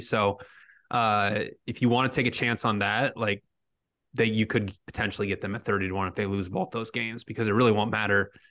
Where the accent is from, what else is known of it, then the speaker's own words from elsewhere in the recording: Cedar Rapids, Iowa, United States; growing up in Cedar Rapids, there was a, a suburb called Hiawatha